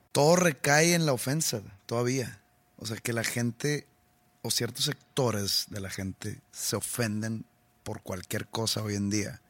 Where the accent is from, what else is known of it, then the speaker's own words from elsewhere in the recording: Monterrey, Nuevo León, Mexico; yo soy de aquí, yo vivo aquí. Y pues yo disfruto mucho tocar aquí en mi, en mi ciudad natal